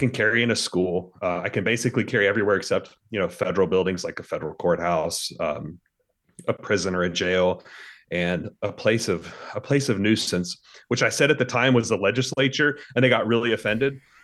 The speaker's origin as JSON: {"language": "English", "region": "Mississippi", "country": "United States", "tie": "born or raised there", "also_born_or_lived": "Texas", "said": "I lived most of my life in Mississippi"}